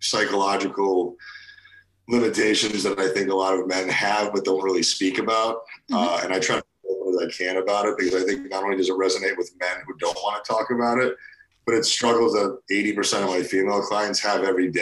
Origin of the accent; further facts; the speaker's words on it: Cheshire, Connecticut, United States; also born or lived in Russia / New York City / New Haven, Connecticut; We settled in Cheshire, Connecticut, where I spent most of my young life